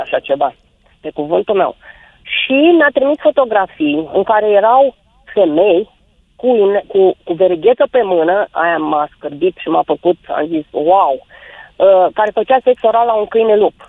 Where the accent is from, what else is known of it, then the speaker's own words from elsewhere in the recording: Bukovina, Romania; moved away; sunt bucovineancă